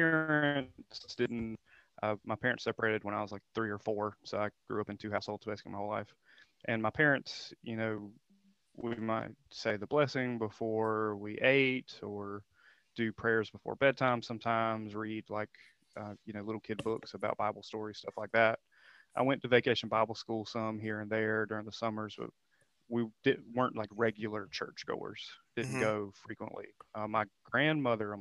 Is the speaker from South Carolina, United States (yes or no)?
yes; Cheraw, South Carolina, United States; I'm from a small town in South Carolina called Charal